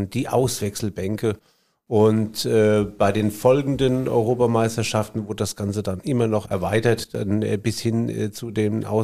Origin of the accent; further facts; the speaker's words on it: Bad Kreuznach, Rhineland-Palatinate, Germany; sagte dann, sie sei von einer Werbeagentur in Bad Kreuznach, was wiederum meine Heimatstadt ist, ja.